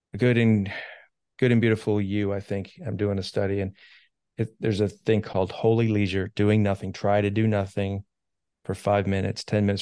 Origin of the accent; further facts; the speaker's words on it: United States; I'm an American